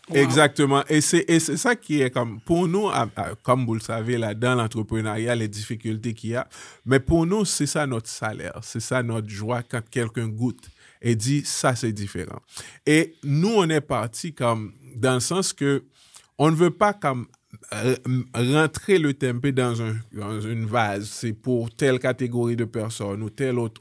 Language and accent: French; Haiti; moved away; un Haïtien, une famille haïtienne, on vient d'Haïti